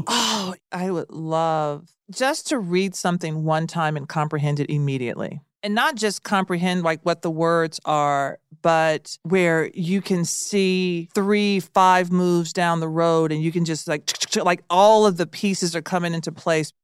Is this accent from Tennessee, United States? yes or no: yes; Nashville, Tennessee, United States; I grew up in Nashville